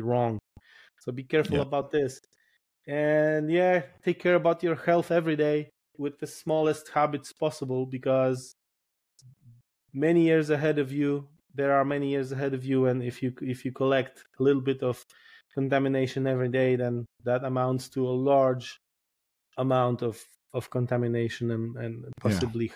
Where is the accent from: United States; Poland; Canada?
Poland